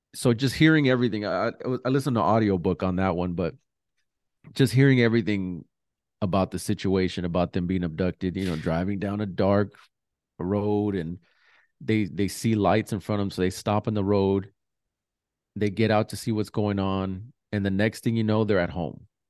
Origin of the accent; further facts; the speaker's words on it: New Mexico, United States; I'm from New Mexico